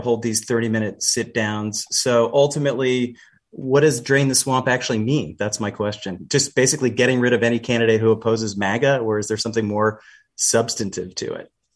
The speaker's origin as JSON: {"language": "English", "country": "Canada", "tie": "born or raised there", "moved": "yes", "lives_now": "Seattle, United States", "said": "I'm Canadian, uh, born in Canada anyway, um, where the queen is actually known as our head of state."}